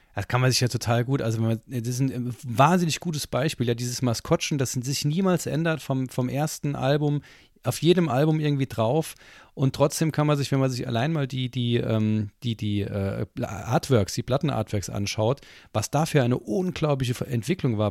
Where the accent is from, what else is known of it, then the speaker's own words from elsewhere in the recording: Saarland, Germany; als Saarländer ist ja Maggi, bin ich ja mit Maggi aufgezogen worden